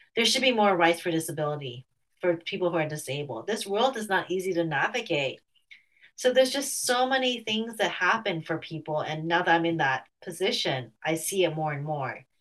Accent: United States; I'm Chinese American

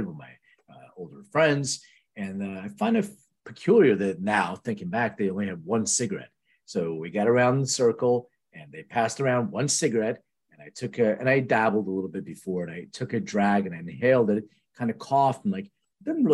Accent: Lithuania; now in United States; I was born in Lithuania, which is true, and I immigrated to the U.S.

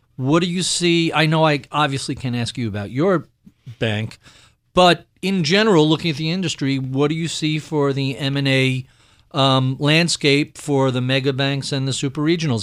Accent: New York, United States; as a New Yorker

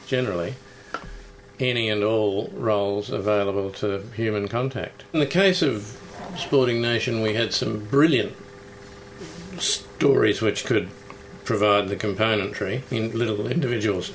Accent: New Zealand; now in Australia; I grew up in New Zealand, which is similarly obsessed with sport

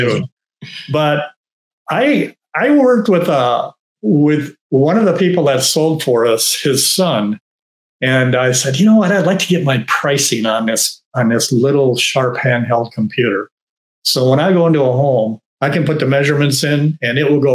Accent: Wisconsin, United States; Paradigm is a company in Madison, Wisconsin, in my home state

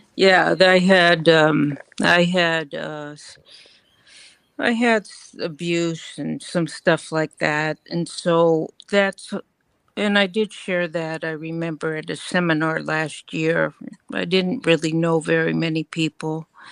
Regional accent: California, United States; moved away; I grew up in California

